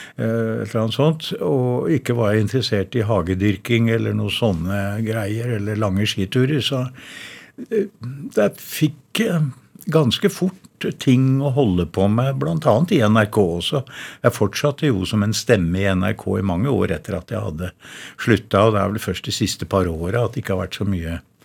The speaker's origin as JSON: {"language": "Norwegian", "town": "Verdal", "region": "Trøndelag", "country": "Norway", "accent": "Innherred dialect (Trøndelag)", "moved": "yes", "said": "Jeg er jo fra Verdalen da, og snakker kav-Innherredsdialekt"}